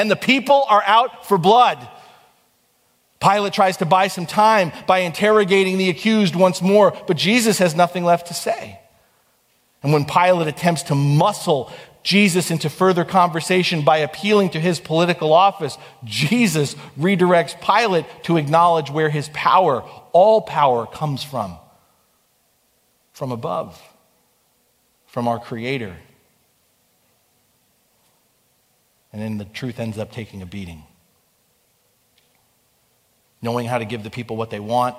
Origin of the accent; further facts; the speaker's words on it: United States; I'm proud to be an American